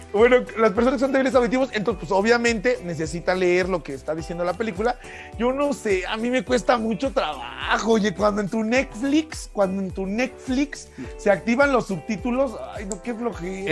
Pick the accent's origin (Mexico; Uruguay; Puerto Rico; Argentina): Mexico